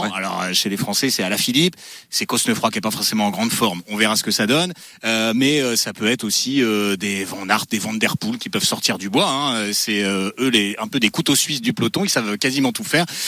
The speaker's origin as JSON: {"language": "French", "area": "the North", "region": "Hauts-de-France", "country": "France", "said": "Je viens du Nord"}